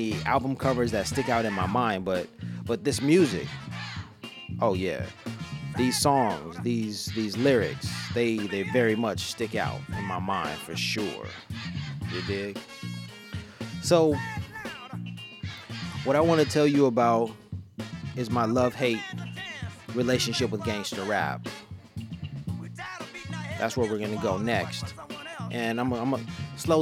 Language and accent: English; Los Angeles, California, United States; I was from Los Angeles.